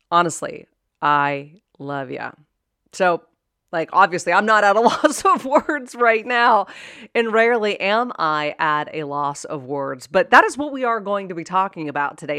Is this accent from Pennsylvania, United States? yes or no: yes; Pittsburgh, Pennsylvania, United States; I was born and raised in Pittsburgh, Pennsylvania